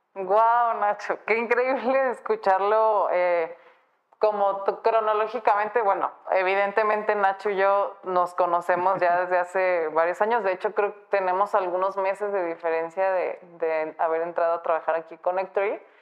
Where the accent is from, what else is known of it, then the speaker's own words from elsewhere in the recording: Guadalajara, Jalisco, Mexico; Yo soy de aquí de Guadalajara